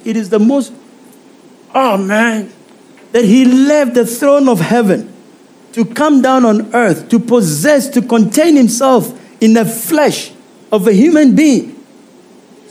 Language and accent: English; South Africa; I'm a South African